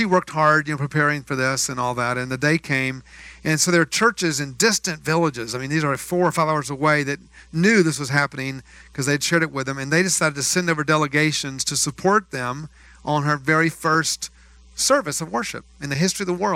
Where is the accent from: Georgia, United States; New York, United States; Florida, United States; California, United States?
Georgia, United States; born or raised there; moved away; also born or lived in Haverhill, Massachusetts